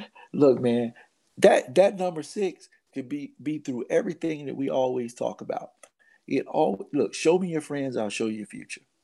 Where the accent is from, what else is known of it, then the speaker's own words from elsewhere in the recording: Baldwin, Florida, United States; on Del Monte Street, where I grew up in Baldwin, Florida